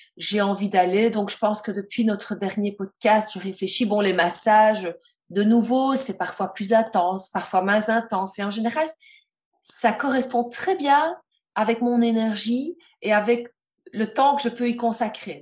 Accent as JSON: {"language": "French", "country": "Belgium", "said": "je suis belge"}